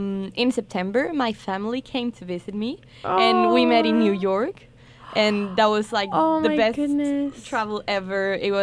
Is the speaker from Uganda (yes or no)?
no; Santiago, Santiago Metropolitan Region, Chile; English is a second language; moved away as an adult; now in United States; I'm from Santiago. That's the capital.